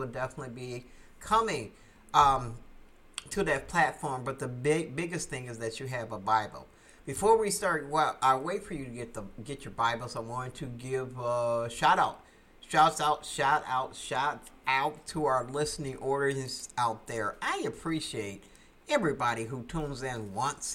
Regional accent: United States; USA, United States, my home country

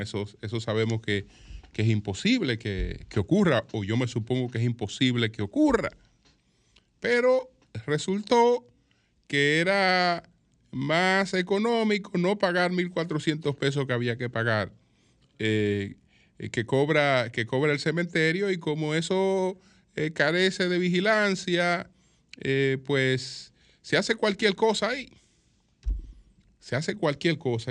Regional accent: Dominican Republic; Nosotros somos parte del Caribe, pero no eh, tenemos una interactuación con el Caribe

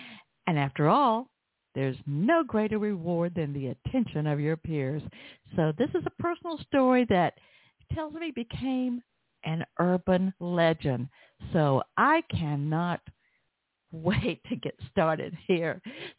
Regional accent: the South, United States; accent: Southern; so that I won't get it tangled up with my southern accent.

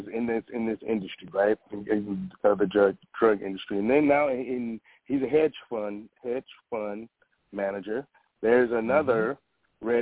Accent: Cleveland, Ohio, United States; moved away; I'm from Cleveland. I'm originally from Cleveland, Ohio.

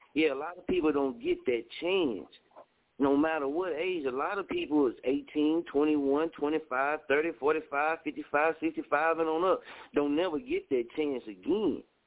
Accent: Oklahoma, United States; I was raised in Scoville, Oklahoma

